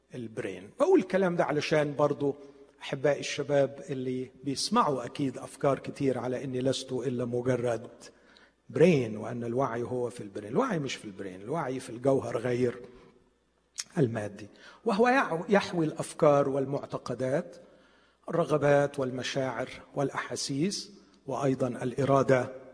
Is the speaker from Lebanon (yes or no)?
no; Egypt; عندنا في مصر